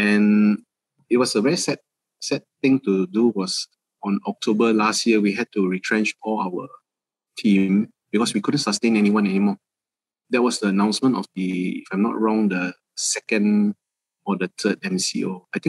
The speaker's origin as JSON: {"language": "English", "country": "Malaysia", "said": "just basically being Malaysian. So we thought that was one of the most important thing that we all, it's the everyday things that we see in Malaysia"}